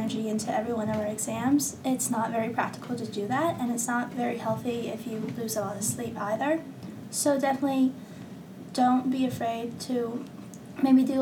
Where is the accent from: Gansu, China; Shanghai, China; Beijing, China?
Beijing, China; moved away; a senior from Beijing, China